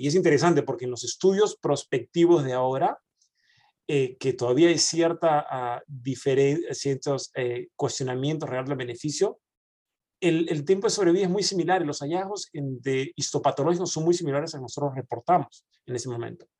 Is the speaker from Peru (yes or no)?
yes; Peru; moved away as an adult; also born or lived in Argentina (mother's side); now in Dallas, United States; cuando yo vine de Perú